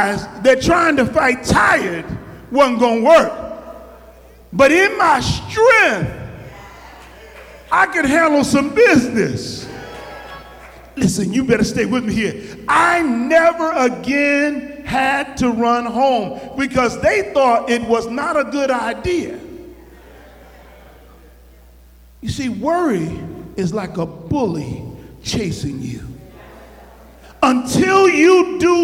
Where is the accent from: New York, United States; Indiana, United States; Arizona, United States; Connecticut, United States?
Connecticut, United States; New Haven; I grew up in New Haven in the Ashman Street Projects